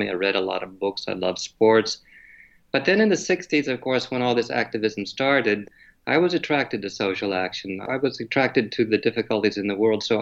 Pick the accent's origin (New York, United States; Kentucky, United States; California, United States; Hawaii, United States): California, United States; born there; also born or lived in Japan; Well, I was born in California during the Korean War when my father was a, a World War II pilot and actually, right after I was born, outside of San Francisco, we were sent to Japan